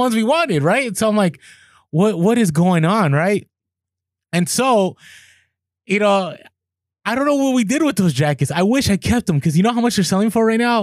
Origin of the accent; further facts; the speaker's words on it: Bay Area, California, United States; I grew up in the Bay Area.